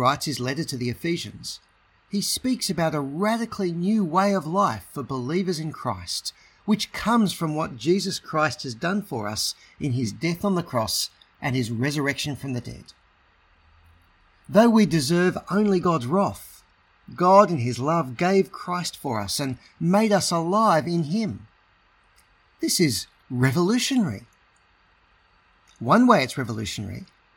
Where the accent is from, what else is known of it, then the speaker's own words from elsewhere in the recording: Australia; also born or lived in Sydney, Australia; I'm an Australian